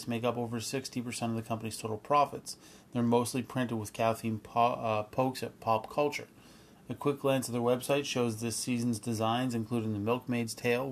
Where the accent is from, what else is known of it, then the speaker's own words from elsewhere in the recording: Eastern Canada, Canada; growing up in Eastern Canada